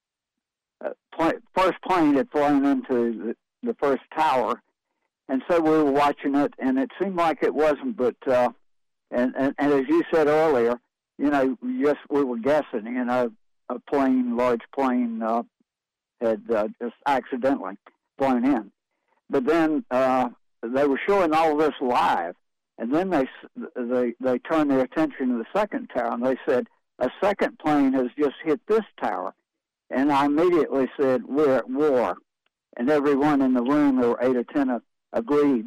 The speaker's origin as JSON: {"language": "English", "town": "Wilmington", "region": "North Carolina", "country": "United States", "also_born_or_lived": "Wake Forest, North Carolina", "moved": "yes", "said": "I'm from Wilmington, so I was used to hurricanes."}